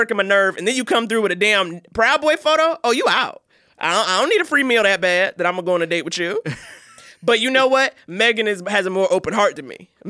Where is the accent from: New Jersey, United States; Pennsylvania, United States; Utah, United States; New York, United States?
New York, United States; I grew up in Harlem. Harlem.